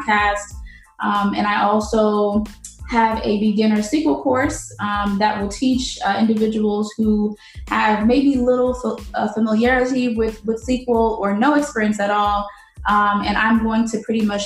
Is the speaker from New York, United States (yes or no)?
no; St. Louis, Missouri, United States; moved away as an adult; also born or lived in Haiti; now in Florida, United States; I was born in Haiti, and my family and I moved to the United States in 1994. And at that time I was three. And so we settled in St. Louis, Missouri